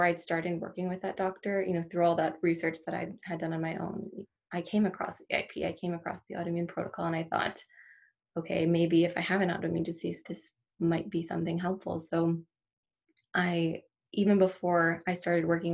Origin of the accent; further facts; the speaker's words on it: Maryland, United States; moved away as an adult; now in Michigan, United States; I'm from Maryland originally. That's where I grew up and that's where I went to school